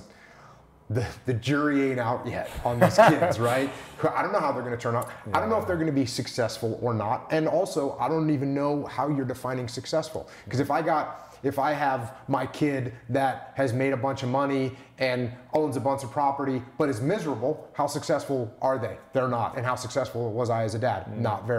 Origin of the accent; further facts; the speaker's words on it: New England, United States; I grew up in New England